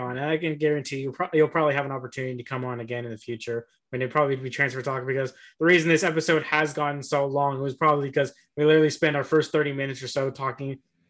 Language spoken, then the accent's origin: English; United States; I'm American all the way.